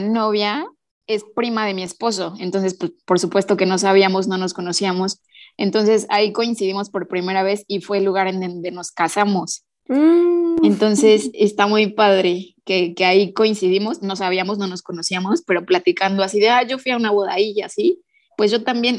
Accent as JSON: {"language": "Spanish", "town": "Toluca", "region": "State of Mexico", "country": "Mexico", "said": "soy de Toluca, del Estado de México"}